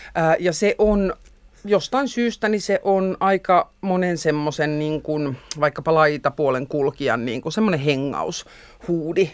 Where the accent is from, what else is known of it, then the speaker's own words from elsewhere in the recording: Helsinki, Uusimaa, Finland; mä oon helsinkiläinen, mä oon ihan umpi stadilainen. Okay. Mä oon asunut lapsuuteni Merihaassa.